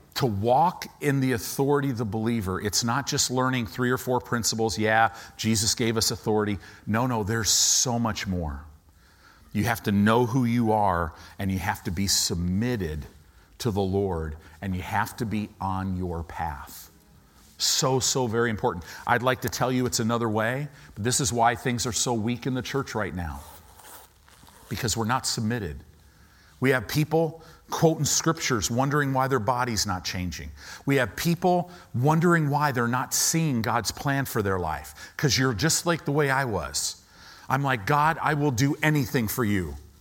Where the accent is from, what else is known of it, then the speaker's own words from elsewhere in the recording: United States; as Americans